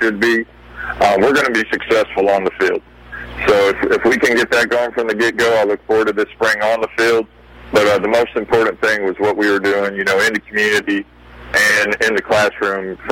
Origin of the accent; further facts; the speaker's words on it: Athens, Georgia, United States; I grew up in Athens, Georgia